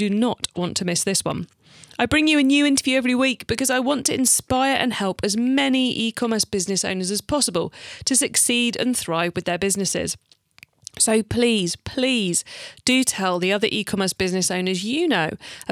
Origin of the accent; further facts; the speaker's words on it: United Kingdom; I'm British